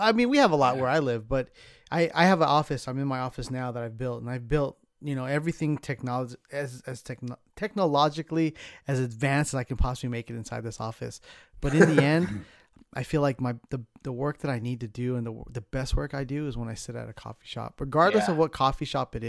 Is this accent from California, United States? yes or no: yes; Southern California, United States; moved away as an adult; also born or lived in San Francisco Bay Area; I grew up in Southern California, right? And I'm old school kind of guy. And when I moved to the Bay